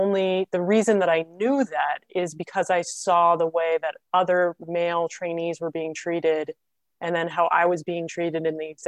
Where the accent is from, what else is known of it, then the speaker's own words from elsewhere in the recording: Washington, District of Columbia, United States; also born or lived in New York City; I'm Associate Medical Director at Montgomery Hospice. I'm from the Washington, D.C. area. I actually had a former career where I moved to New York City and worked in commercial photography